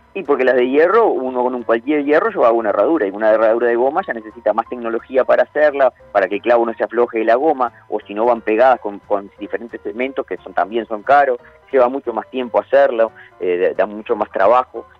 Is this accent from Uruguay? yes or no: yes; Montevideo, Uruguay; also born or lived in Santa Clara de Olimar, Treinta y Tres, Uruguay; yo me crié en Montevideo, por más que soy de Santa Clara de Olimar, de 33